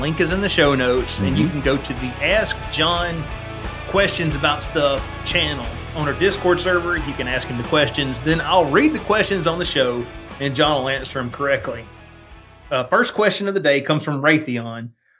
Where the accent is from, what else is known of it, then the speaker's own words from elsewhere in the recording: Alberta, Canada; Yeah, but you got to remember, I come from Alberta.